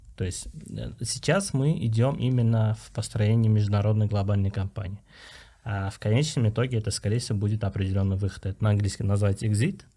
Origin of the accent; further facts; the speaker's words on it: Uzbekistan; мы, вот именно узбеки, узбекские ребята